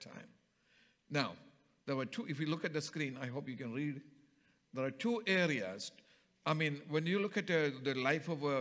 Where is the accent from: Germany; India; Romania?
India; Kerala; from my home state of Kerala